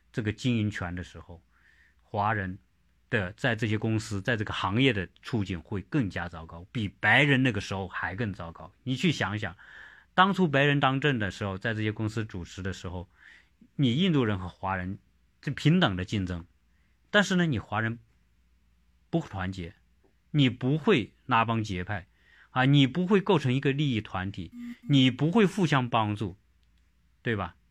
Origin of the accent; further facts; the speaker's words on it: China; now in United States; 在各具体事情上，我们中国人还是一条龙